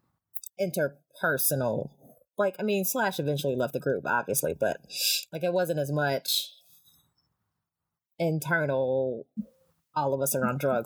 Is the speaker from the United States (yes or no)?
yes; Greensboro, North Carolina, United States; Greensboro is my hometown